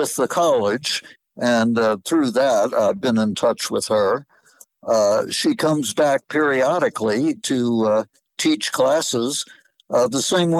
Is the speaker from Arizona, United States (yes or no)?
no; Towson, Maryland, United States; moved away as an adult; also born or lived in St. Louis, Missouri / Massachusetts; now in Colorado, United States; Born in St. Louis, lived there until age five, moved to Baltimore, Maryland, lived in a northern suburb called Towson, went to a private prep school called St. Paul's School for Boys in Baltimore.